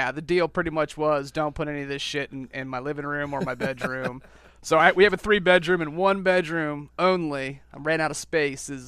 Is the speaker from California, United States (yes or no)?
no; outside Washington D.C., Northern Virginia, United States; moved away as an adult; now in Myrtle Beach, United States; right outside of Washington D.C., actually, Northern Virginia. I grew up in Redskin territory.